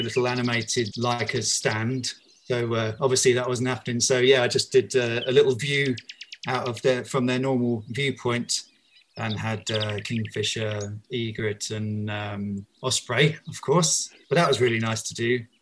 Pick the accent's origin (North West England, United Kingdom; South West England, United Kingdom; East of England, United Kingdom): East of England, United Kingdom; Bedfordshire; now in London, United Kingdom; I'm originally from Bedfordshire